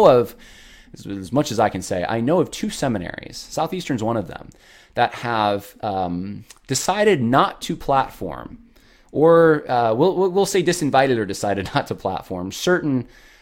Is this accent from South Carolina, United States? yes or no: no; Lynchburg, Virginia, United States; I'm from Lynchburg